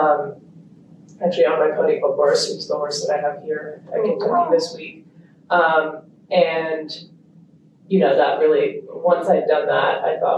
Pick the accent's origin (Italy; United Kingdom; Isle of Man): Italy; born there; also born or lived in Australia / United States / Kenya; I was born in Italy.